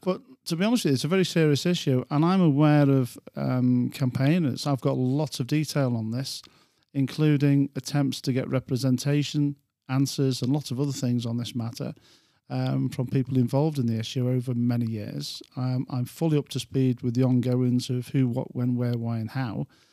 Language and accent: English; England, United Kingdom; I'm an Englishman